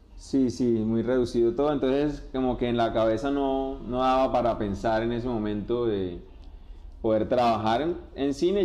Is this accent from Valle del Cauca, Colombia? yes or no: no; Barrancabermeja, Santander, Colombia; moved away as an adult; now in Bucaramanga, Colombia; soy de la ciudad de Barranca Bermeja, vine a la ciudad de Bucaramanga con las ganas de, de estudiar